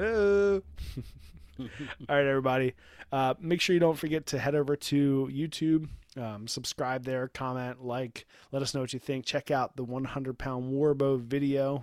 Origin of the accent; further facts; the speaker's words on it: Baltimore, Maryland, United States; we're from Baltimore, Baltimore